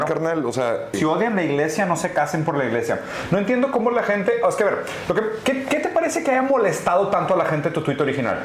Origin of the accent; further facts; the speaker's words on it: Monterrey, Nuevo León, Mexico; como regios mochos, pues hacemos aquí